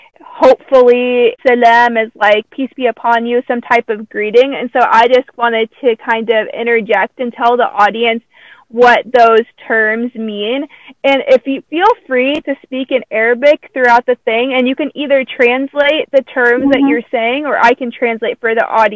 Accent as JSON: {"language": "English", "country": "United States", "tie": "born or raised there", "said": "I'm American, I've grown up here"}